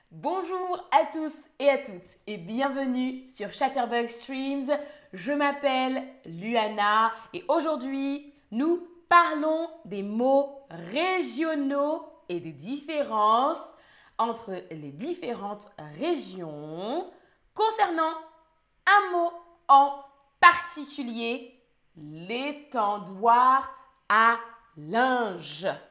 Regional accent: Île-de-France, France; Moi, je viens d'Île-de-France et je dis étendoir

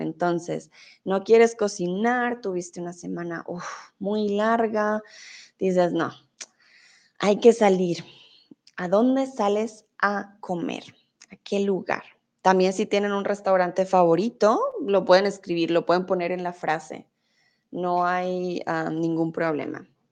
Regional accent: Colombia; vengo de Colombia

